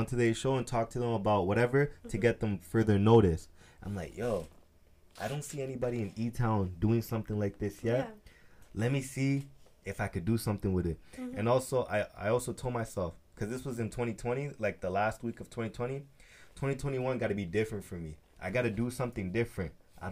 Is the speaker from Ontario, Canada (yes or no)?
no; Edmonton, Alberta, Canada; I'm from Edmonton